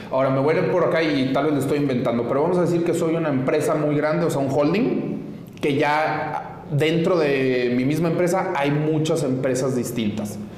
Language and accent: Spanish; Mexico; soy mexicana y tengo mis propiedades en Estados Unidos